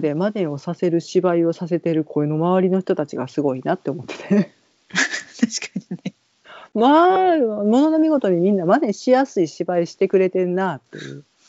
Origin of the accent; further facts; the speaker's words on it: Kansai, Japan; 関西人やねんわしら。